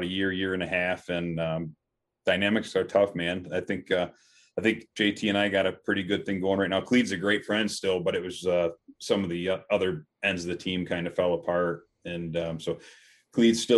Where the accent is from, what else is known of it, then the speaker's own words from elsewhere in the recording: Western New York, United States; I'm from Western New York. I'm about 45 minutes south of Rochester